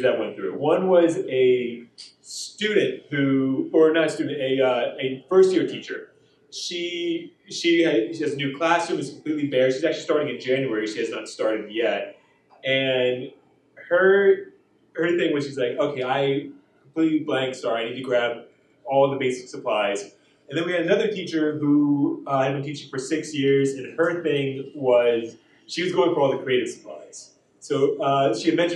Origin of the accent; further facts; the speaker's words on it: New Jersey, United States; moved away as an adult; now in Wichita, United States; I'm originally from New Jersey